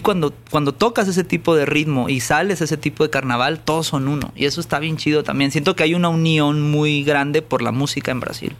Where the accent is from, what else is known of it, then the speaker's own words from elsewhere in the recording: Guadalajara, Jalisco, Mexico; now in Mexico City, Mexico; De Guadalajara, yo nací en Guadalajara